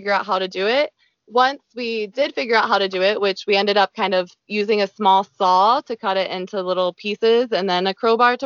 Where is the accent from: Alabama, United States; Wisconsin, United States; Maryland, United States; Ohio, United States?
Ohio, United States; moved away as an adult; also born or lived in Cambodia / New Zealand; I'm from Ohio